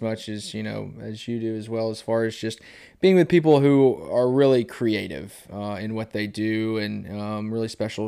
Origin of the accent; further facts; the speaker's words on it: Bellevue, Tennessee, United States; now in Dickson, United States; I grew up in Bellevue